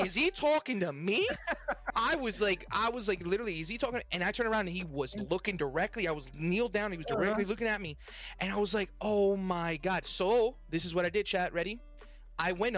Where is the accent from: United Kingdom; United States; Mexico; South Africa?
Mexico; moved away; I come from Mexico